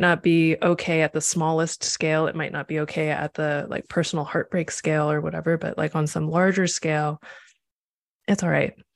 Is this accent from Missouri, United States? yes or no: yes; Missouri, United States; moved away as an adult; also born or lived in Nebraska / Chicago, Illinois; now in Los Angeles, United States; I was born in Nebraska and I finished being a kid in Missouri. And then I went to college in Chicago and stayed there for a decade